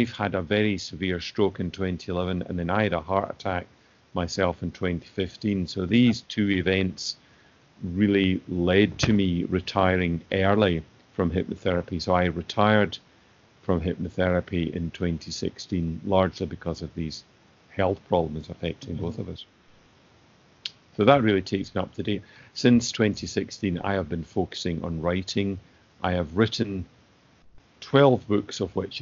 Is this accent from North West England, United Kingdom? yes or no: no; Greenock, Scotland, United Kingdom; I was born in Greenock in 1956, and my father was a GP.